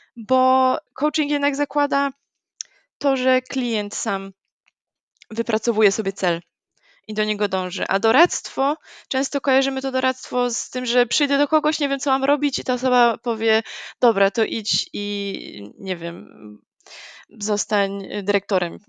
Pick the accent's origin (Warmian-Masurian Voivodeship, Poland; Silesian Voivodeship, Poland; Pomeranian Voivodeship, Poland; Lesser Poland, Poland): Pomeranian Voivodeship, Poland; Gdańsk; jestem z Gdańska